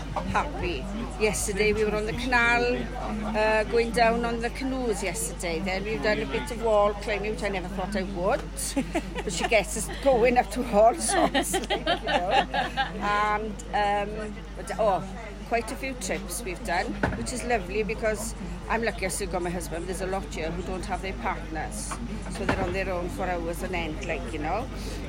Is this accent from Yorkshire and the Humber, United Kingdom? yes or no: no; Brynamman, Wales, United Kingdom; I come from Brynaman, so a little bit further than Clydach